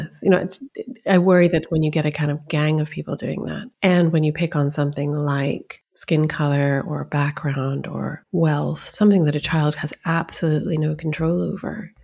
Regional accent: United States; also born or lived in Iran; I grew up in the States

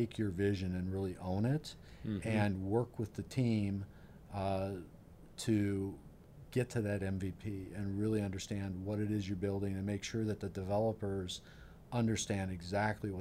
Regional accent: Iowa, United States; also born or lived in Ames, Iowa; I grew up in Iowa. I'm from small town Iowa. I grew up in a community of 4,500 people

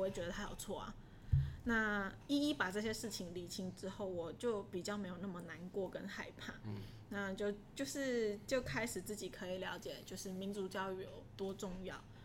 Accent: Taiwan; 我从台湾来。

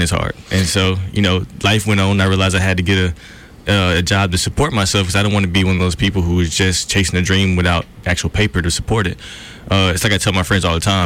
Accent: Montgomery, Alabama, United States; I'm from Montgomery, Alabama. Born and raised, for sure.

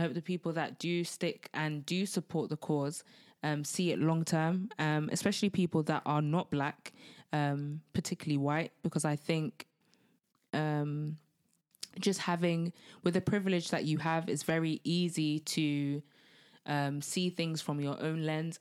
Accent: United Kingdom; being Black British

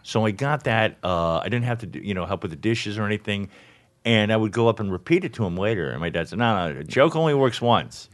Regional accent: Miami, Florida, United States; born or raised there; also born or lived in St. Louis

